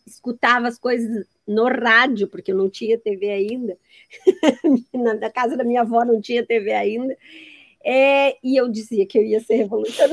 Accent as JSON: {"language": "Portuguese", "town": "Itajaí", "region": "Santa Catarina", "country": "Brazil", "said": "Eu sou de Itajaí, o berço da oligarquia catarinense"}